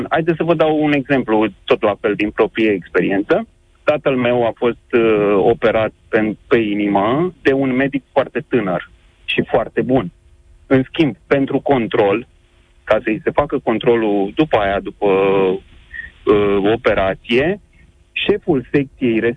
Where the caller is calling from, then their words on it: Pitești, Argeș, Romania; Bună ziua, sunt din Pitești.